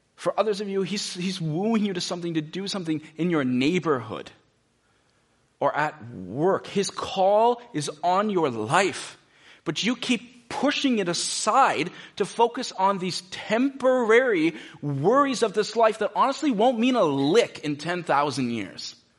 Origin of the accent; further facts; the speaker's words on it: United States; most of us as American Christians